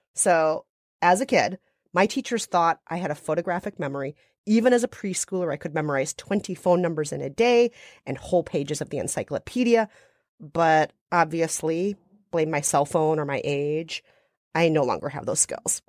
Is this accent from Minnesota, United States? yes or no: yes; Minnesota, United States; Minnesota, my home state